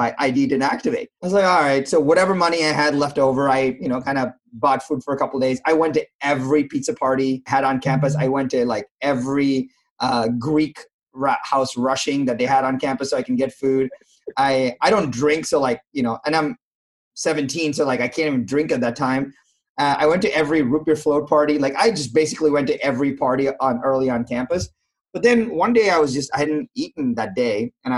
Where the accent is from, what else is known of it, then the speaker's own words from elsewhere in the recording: India; now in United States; I was from India